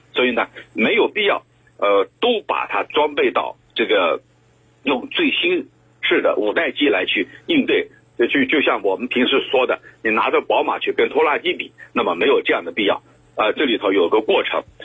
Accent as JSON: {"language": "Chinese", "country": "China", "said": "咱们中国"}